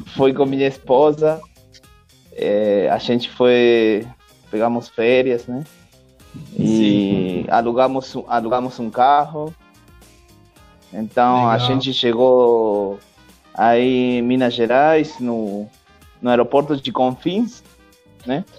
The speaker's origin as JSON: {"language": "Portuguese", "country": "Argentina", "second_language": "Portuguese", "moved": "yes", "said": "Da Argentina"}